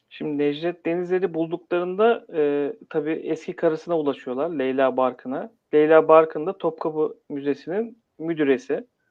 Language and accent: Turkish; Istanbul, Turkey; Doğma büyüme İstanbulluyum